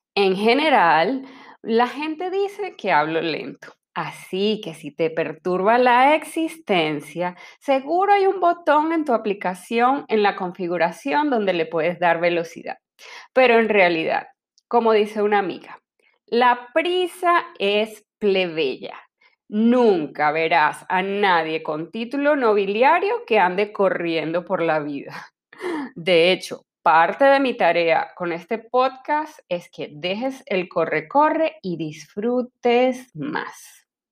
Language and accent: Spanish; Venezuela; moved away as an adult; also born or lived in Caracas; now in Panama; Soy venezolana y para el momento que sale este episodio tengo casi cinco años viviendo en Panamá